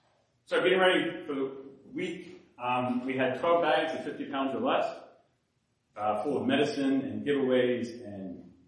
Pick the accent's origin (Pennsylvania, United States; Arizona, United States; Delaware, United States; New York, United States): Delaware, United States; Smyrna; also born or lived in Maryland / Vermont; So I grew up in Smyrna, Delaware. This is a small town. Smyrna wasn't a small town, but anyway, Smyrna, Delaware, and then he led me to Maryland